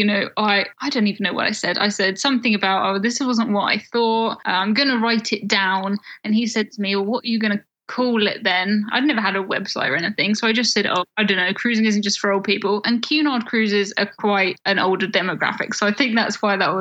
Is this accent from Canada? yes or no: no; United Kingdom; us from the UK